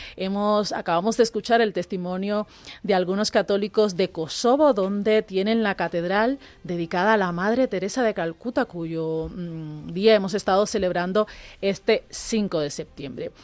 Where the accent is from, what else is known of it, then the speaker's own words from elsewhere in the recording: Cuba; now in Spain; yo como cubana